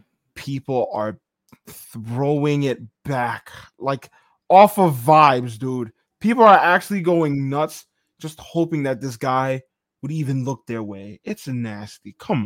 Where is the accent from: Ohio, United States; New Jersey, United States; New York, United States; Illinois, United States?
New York, United States; being a New Yorker.